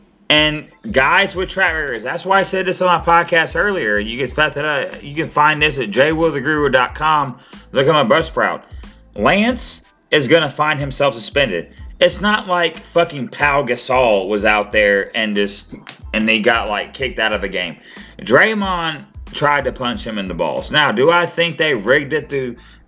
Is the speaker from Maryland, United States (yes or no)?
no; Arkansas, United States; I'm from Arkansas